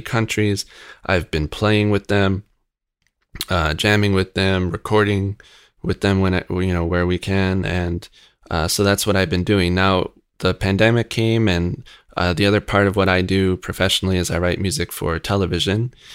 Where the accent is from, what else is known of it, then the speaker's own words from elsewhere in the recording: Rochester, New York, United States; I grew up in Rochester.